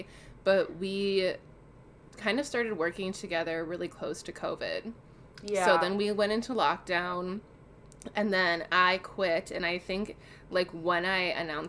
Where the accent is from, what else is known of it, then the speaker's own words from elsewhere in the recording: Chicago, Illinois, United States; now in Minnesota, United States; I live in the great state of Minnesota. I'm originally from Chicago. I am 24 going on 25.